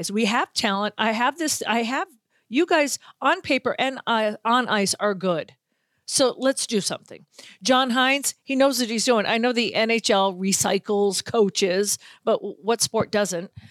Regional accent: Boston, Massachusetts, United States; listen, I'm from Boston, so I don't root for the teams, but I also don't root for Boston teams.

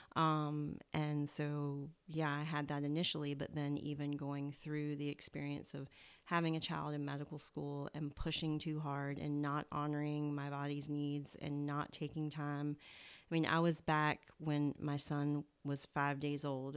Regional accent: Southern, United States; accent: Southern; my Southern accent

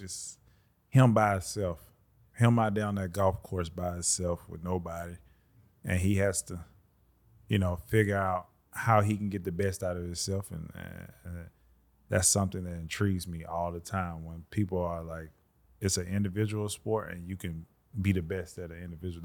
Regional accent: Birmingham, Alabama, United States; I'm from the South. I'm from Alabama, Birmingham, Alabama

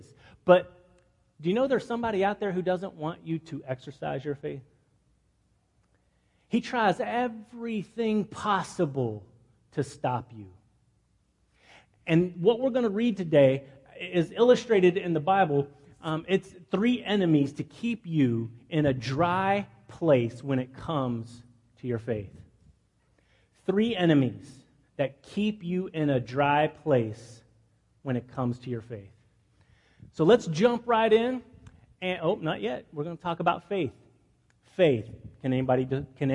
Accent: Midland, Texas, United States; moved away; my hometown. I'm from a town called Midland, Texas

